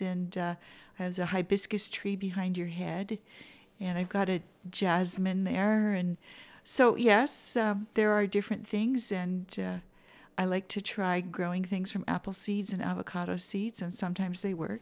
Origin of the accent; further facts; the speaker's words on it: Vancouver, British Columbia, Canada; moved away; growing up in Vancouver, it's a little easier to have a greenhouse than it is here